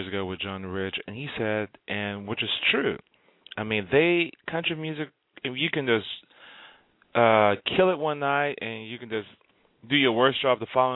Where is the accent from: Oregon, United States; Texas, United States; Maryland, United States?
Texas, United States; Houston; I grew up in Houston